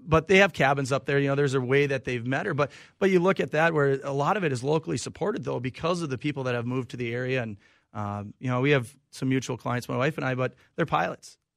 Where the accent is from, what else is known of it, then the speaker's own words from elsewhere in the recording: Olivia, Minnesota, United States; now in Nisswa, United States; I actually grew up, uh, small town of Olivia, Minnesota, about, uh, hour and a half west of the Twin Cities here.